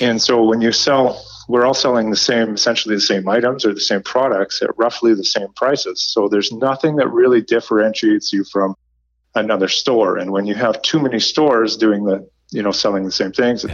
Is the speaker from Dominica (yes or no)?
no; Nanaimo, British Columbia, Canada; my hometown is in Nanaimo, BC.